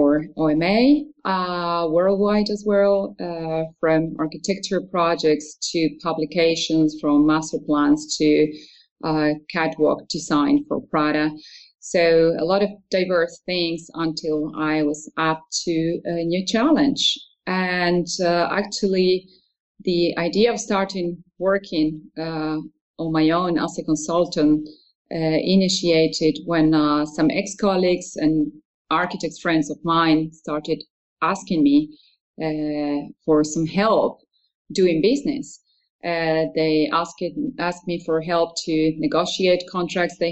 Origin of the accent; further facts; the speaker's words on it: Argentina; moved away as an adult; now in Netherlands; I was born in Argentina, and after finishing high school, I studied architecture for a few years